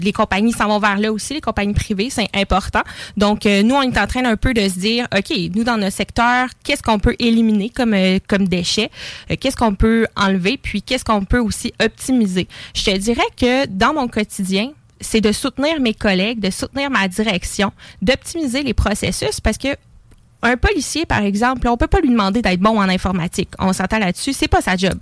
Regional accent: Lévis, Quebec, Canada; J'habite Lévis, je suis née à Lévis.

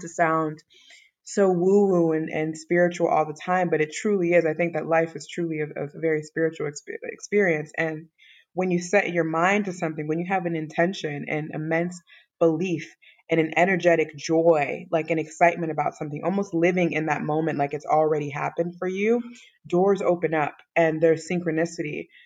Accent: Chicago, Illinois, United States; also born or lived in Evanston, Illinois; now in Dakar, Senegal; I was born in Evanston, Illinois. It's a suburb on like the outskirts of Chicago, but I was raised in Chicago, Illinois.

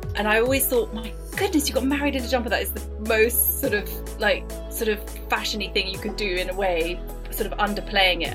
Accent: Paris, Île-de-France, France; moved away; I grew up in Paris

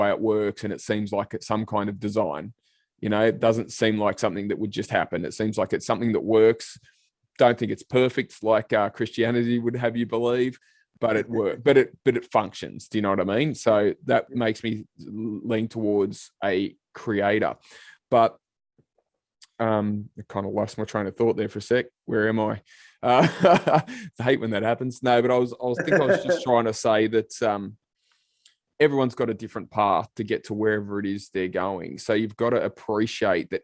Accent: Sydney, New South Wales, Australia; I grew up in Western Sydney myself, out in Liverpool

